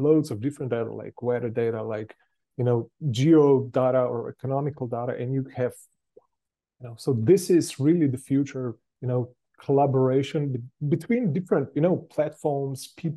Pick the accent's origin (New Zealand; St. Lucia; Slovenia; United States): Slovenia; Ljubljana; I am coming from Europe, Slovenia, the capital, Ljubljana